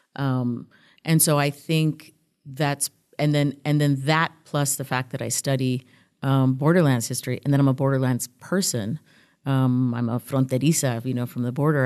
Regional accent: El Paso, Texas, United States; also born or lived in Tijuana, Mexico; I grew up here on the, on the U S Mexico border in El Paso. I was born in Tijuana

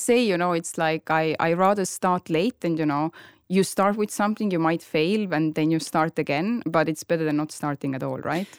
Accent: Tallinn, Harju County, Estonia; moved away as an adult; now in Marbella, Spain; I'm from Estonia, Tallinn

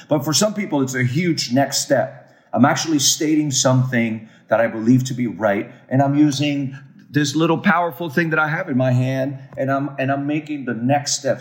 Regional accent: Puerto Rico; also born or lived in Raleigh, North Carolina; as a Puerto Rican living in Puerto Rico

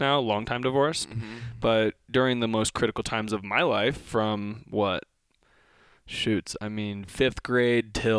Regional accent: Kentucky, United States; I grew up in Kentucky

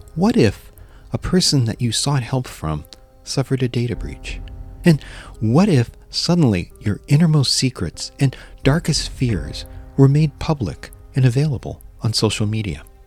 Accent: United States; as an American

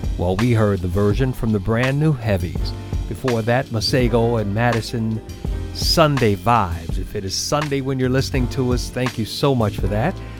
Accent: New Orleans, Louisiana, United States; with the roots out of New Orleans, my hometown.

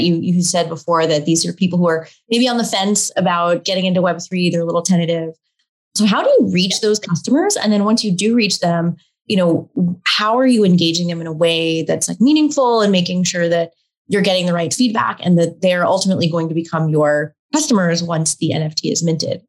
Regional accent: Texas, United States; I grew up on the other side of the world as a, a South Asian, Indian American, uh, growing up in Texas

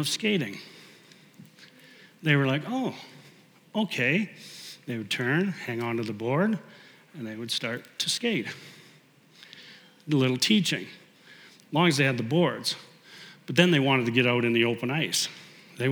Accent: Canada; as a Canadian, I played a lot of hockey

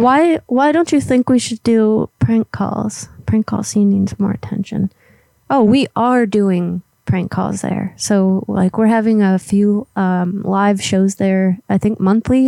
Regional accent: Florida, United States; moved away; where I grew up in Florida

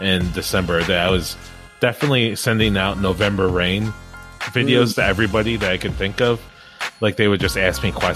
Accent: Illinois, United States; We are from Illinois

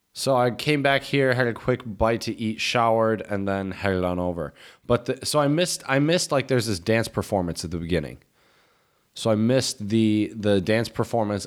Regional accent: United States; moved away; We're Americans

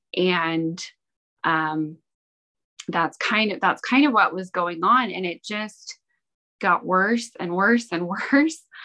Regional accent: Ogden, Utah, United States; I was born and raised in Ogden, Utah

